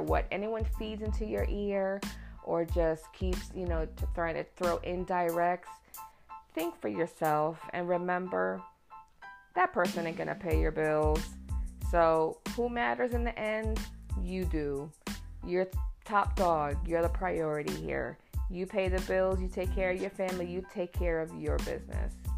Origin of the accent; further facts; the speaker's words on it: New York City, New York, United States; I'm New Yorican. I am born and raised in New York City in Queens, and my parents are both from Puerto Rico